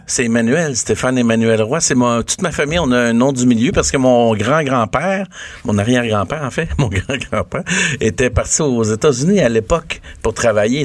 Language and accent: French; Quebec, Canada; On est des Québécois